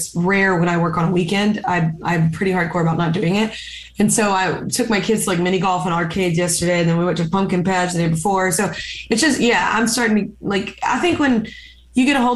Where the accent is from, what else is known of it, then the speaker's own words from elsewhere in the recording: the South, United States; I'm also from the South